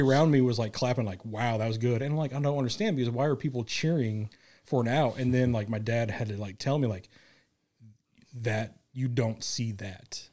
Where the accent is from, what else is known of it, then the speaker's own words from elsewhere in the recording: Kansas City, United States; moved away; growing up in Kansas City